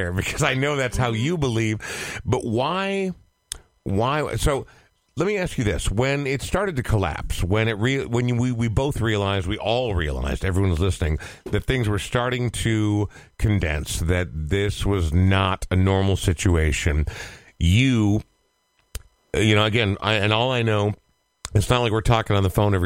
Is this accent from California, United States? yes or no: no; Coon Rapids, Minnesota, United States; I grew up in Coon Rapids. For those listening who are not from Minnesota, it's like a third/fourth tier northern suburb.